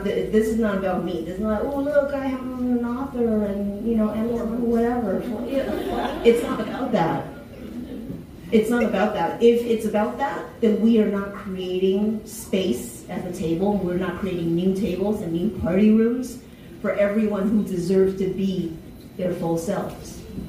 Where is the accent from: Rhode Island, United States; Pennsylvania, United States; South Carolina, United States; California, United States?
South Carolina, United States; also born or lived in Taiwan; You know, I was born in Taiwan, tiny little island, moved to the States, met white people for the first time when I was 11, moved to South Carolina, met black people for the first time when I was 13